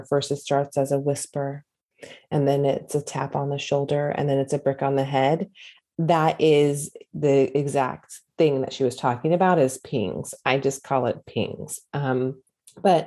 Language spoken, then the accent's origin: English; California, United States; moved away as an adult; also born or lived in Hawaii / the South; I grew up in California at that time, my whole entire life